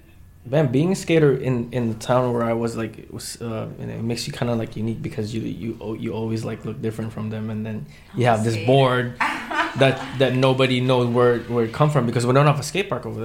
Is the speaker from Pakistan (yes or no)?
no; Philippines; now in California, United States; I was so when I moved from Philippines to California.